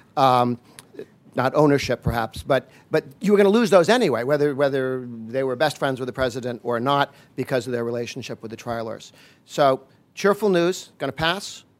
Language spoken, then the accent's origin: English; Massachusetts, United States; I grew up in Massachusetts